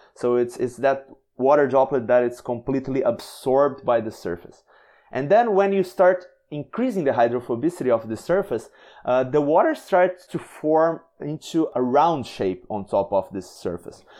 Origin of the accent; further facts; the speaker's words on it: Brazil; I am from Brazil